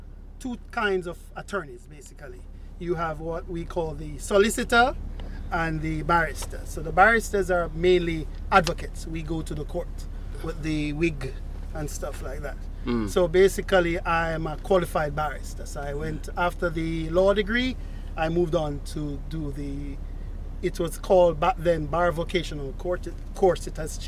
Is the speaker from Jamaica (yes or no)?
yes; Jamaica; moved away as an adult; also born or lived in Leeds, England / Newcastle, England; now in Japan; I'm from Jamaica